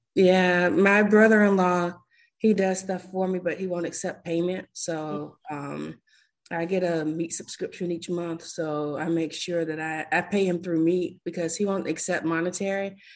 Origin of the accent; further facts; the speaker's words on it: South Florida, United States; I'm from South Florida.